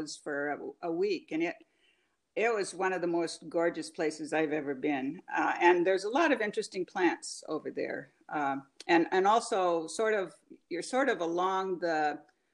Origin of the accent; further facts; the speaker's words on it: Southern Oregon, United States; also born or lived in Bainbridge Island, Washington; now in Olympic Peninsula, Washington, United States; I grew up in Southern Oregon